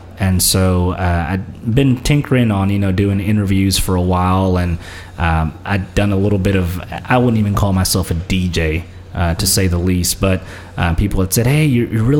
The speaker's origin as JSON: {"language": "English", "town": "Memphis", "region": "Tennessee", "country": "United States", "tie": "born or raised there", "also_born_or_lived": "Santa Ana, California, United States", "first_language": "Spanish", "second_language": "English", "said": "I grew up in Santa Ana for about 5 years, and then in 95, we moved to Memphis"}